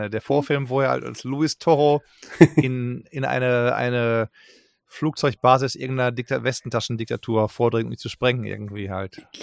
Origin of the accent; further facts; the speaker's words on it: England, United Kingdom; German is a second language; merke, du musst als Engländer, wenn du Deutsch äh, sprechen willst, immer Ja, Ja, Ja sagen.